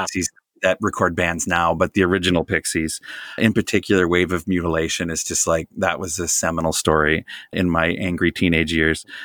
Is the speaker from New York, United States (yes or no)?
no; Jefferson County, Wisconsin, United States; I grew up in Jefferson County, Wisconsin